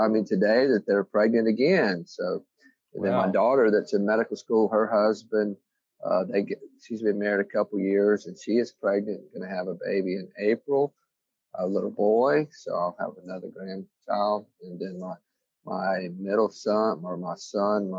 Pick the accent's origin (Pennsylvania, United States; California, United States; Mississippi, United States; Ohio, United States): Mississippi, United States; Biloxi; I was born and raised in Mississippi